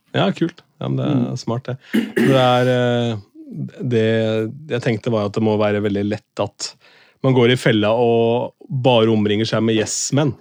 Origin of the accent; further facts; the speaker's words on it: Askim, Østfold, Norway; første radiokanalen jeg jobba for noen gang, hjemme i Askim, Radio City